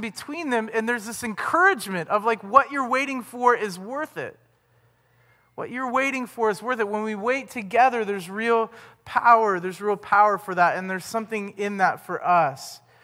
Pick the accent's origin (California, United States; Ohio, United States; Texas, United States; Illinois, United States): Ohio, United States; where are you from?" And we're like, "Ohio